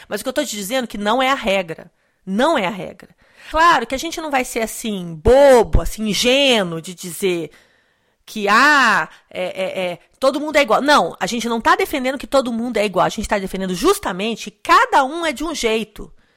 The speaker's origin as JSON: {"language": "Portuguese", "country": "Brazil", "moved": "yes", "lives_now": "United States", "said": "eu sou brasileiro"}